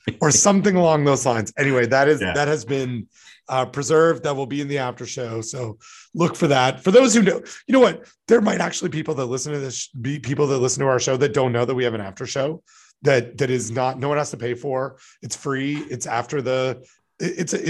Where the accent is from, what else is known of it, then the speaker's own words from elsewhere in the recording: Canada; I'm Canadian